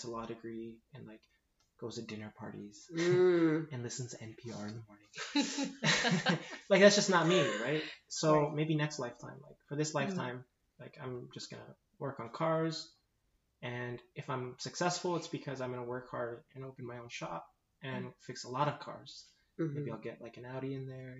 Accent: 40th and Osborne, Arizona, United States; 40th and Osborne.

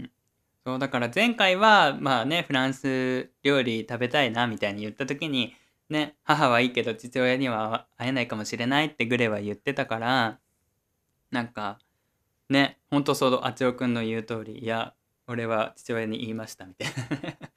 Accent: Oita, Japan; moved away; 俺の実家ね

